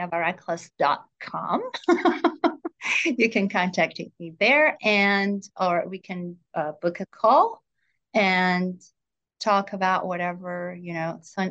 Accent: Jerusalem, Jerusalem District, Israel; A young age, you know, I grew up in Jerusalem

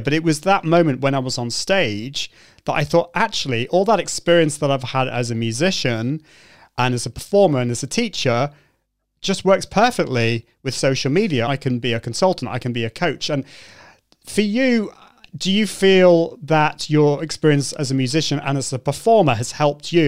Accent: United Kingdom; a Brit coming over to the US

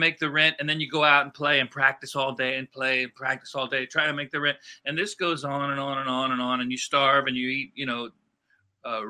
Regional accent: Tampa, Florida, United States; moved away as an adult; also born or lived in Las Vegas / New York; Moved back to Tampa, regrouped, started playing around town and doing what you do when you go back to your hometown

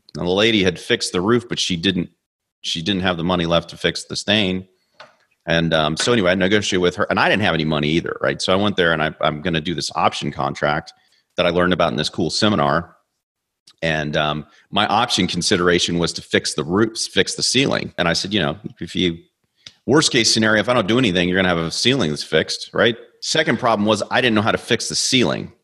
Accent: Kansas City, Missouri, United States; moved away; I'm from Kansas City

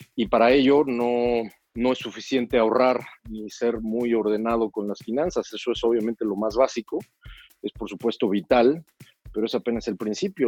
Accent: Toluca, State of Mexico, Mexico; moved away as an adult; Soy de Toluca

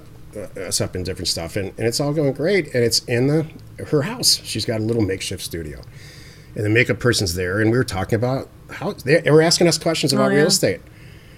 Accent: Detroit, Michigan, United States; moved away; I'm from Detroit

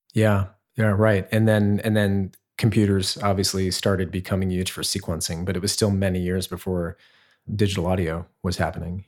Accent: Centerville, Ohio, United States; moved away as an adult; also born or lived in Oberlin, Ohio / Los Angeles; I grew up in Ohio, actually. A little town called Centerville, which is outside Dayton, Ohio

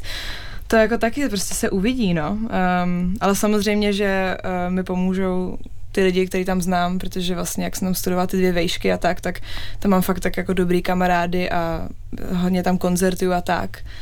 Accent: Czechia; also born or lived in England; now in United Kingdom; jsem Češka

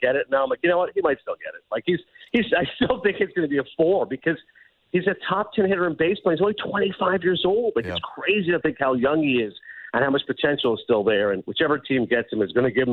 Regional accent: Kingston, Ontario, Canada; moved away; as a kid growing up in Eastern Ontario and Kingston

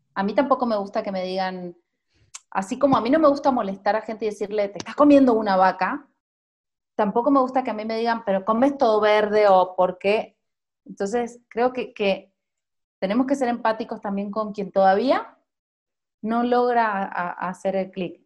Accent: Mendoza, Argentina; moved away as an adult; now in Mexico City, Mexico; soy de Mendoza, Argentina

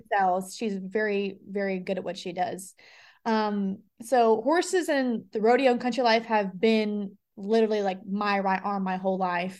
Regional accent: Las Vegas, Nevada, United States; moved away as an adult; now in Nashville, United States; I was born and raised in Las Vegas, and I moved to Nashville about a year ago

